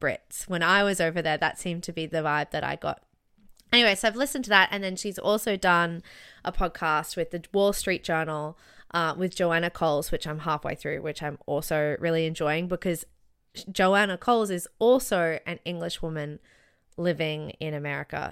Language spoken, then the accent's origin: English; Brisbane, Queensland, Australia; also born or lived in Sydney; I went back to Brisbane, which is my hometown, which is where my parents live